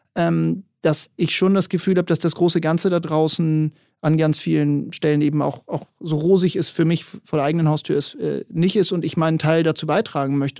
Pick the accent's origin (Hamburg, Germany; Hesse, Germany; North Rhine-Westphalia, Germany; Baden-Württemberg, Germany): Hamburg, Germany; Ich bin hier in Hamburg groß geworden